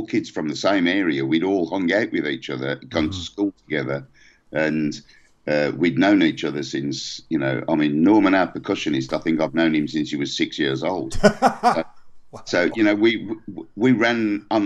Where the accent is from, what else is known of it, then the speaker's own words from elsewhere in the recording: England, United Kingdom; we're English